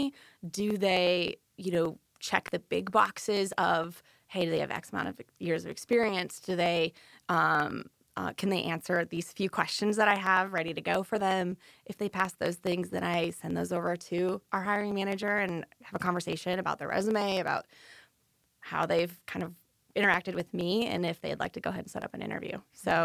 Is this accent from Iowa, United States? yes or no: yes; Okoboji, Iowa, United States; accent: Northerner; moved away as an adult; now in Wilmington, United States; I grew up in Iowa. I moved to Wilmington about 7 years ago